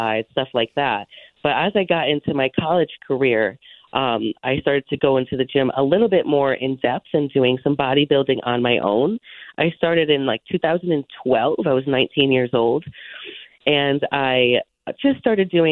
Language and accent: English; Monroe, Connecticut, United States; also born or lived in Illinois / Hamden, Connecticut; I was born technically in Illinois, I guess, but I grew up in Monroe and now I own a house in Hamden